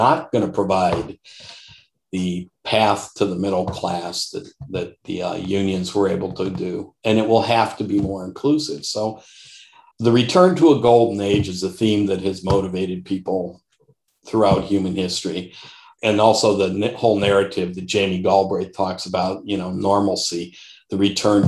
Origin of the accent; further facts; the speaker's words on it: Detroit, Michigan, United States; I grew up in Detroit, in the Detroit metropolitan area, literally Macomb County